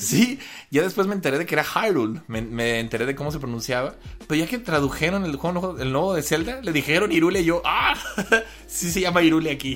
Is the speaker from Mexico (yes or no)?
yes; Mexico; como mexicanos